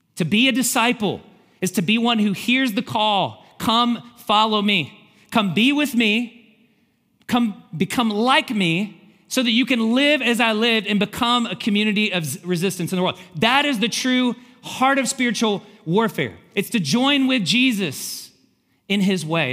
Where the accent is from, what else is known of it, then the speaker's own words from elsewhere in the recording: Kentucky, United States; moved away; Kentucky. I'm from Kentucky